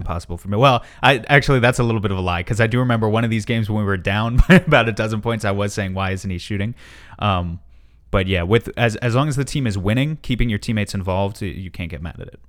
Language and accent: English; New York City, New York, United States; I grew up in and around New York City. Now I live in the, the rural part of New York State